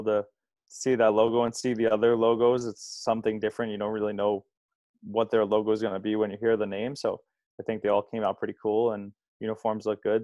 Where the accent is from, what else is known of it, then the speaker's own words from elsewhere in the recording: Long Island, New York, United States; just a little outside, but it's just a train right away.